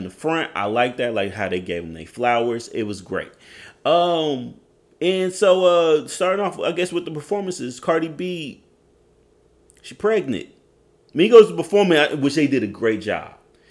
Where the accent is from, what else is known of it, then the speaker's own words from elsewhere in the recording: Oklahoma, United States; accent: Oklahoma; My Oklahoma accent